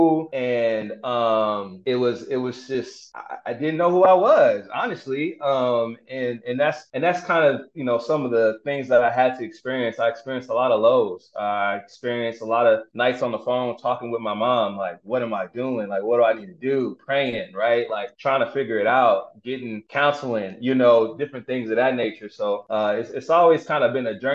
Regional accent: Denver, Colorado, United States; I grew up in Denver

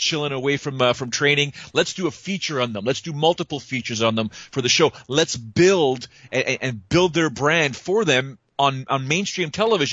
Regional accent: Canada; In Canada, we're diversified as a population, but we're not as big as the States.

